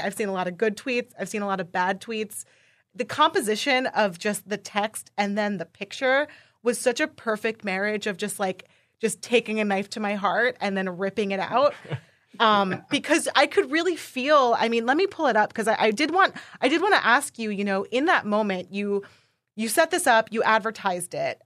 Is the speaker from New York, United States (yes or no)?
yes; New York, United States; I'm from New York